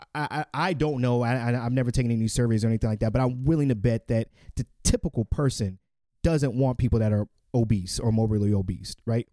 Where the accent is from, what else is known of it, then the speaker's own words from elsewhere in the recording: United States; I'm a American born